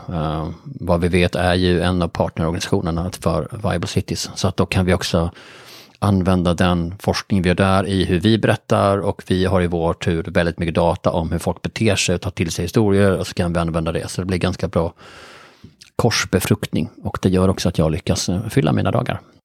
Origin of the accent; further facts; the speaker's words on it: Bjäre Peninsula, Skåne, Sweden; jag är då uppvuxen på Bjärhalvön